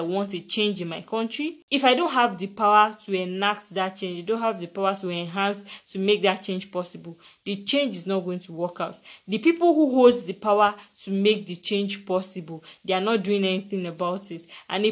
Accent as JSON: {"language": "English", "country": "Nigeria", "said": "I'm from a very rich country"}